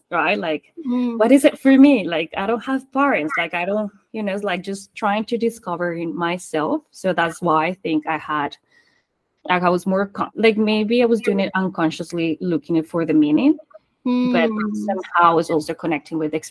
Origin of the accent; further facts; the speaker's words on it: Colombia; first language Spanish; English is a second language; moved away as an adult; also born or lived in San Francisco; now in Australia; I was born and raised in Colombia, so just fluent Spanish, English was not there for me